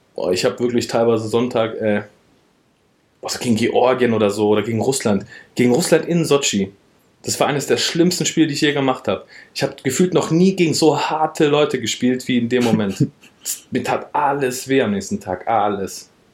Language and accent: German; Wiedenbrück, North Rhine-Westphalia, Germany; also born or lived in Frankfurt / Berlin / Pforzheim / Heidelberg; Ich bin ja, guck mal, in Wiedenbrück aufgewachsen, groß geworden